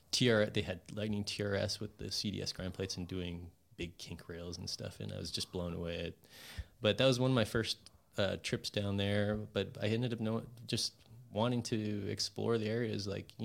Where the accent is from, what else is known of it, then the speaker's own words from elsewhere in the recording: Hawaii, United States; born there; also born or lived in Montana; Yeah, so I was born in Hawaii. All of my family live in Hawaii still, except my parents.